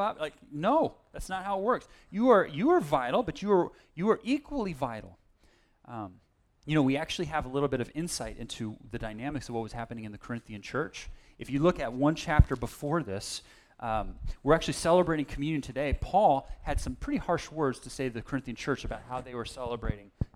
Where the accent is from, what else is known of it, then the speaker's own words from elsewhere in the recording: Berkeley, California, United States; At the church I grew up in Berkeley